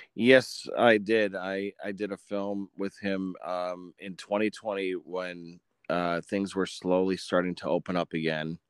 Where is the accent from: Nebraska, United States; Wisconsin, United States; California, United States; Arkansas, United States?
Wisconsin, United States; Menasha; moved away; also born or lived in Orlando, Florida; I was born and raised in Menasha, Wisconsin